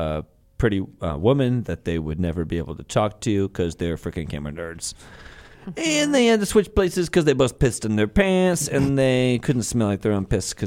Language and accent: English; Chicago, Illinois, United States; accent: Chicago; You guys are so wrong if you think I'm not going to use my Chicago accent on the show. You know what? For the rest of the show, I'm using my real voice.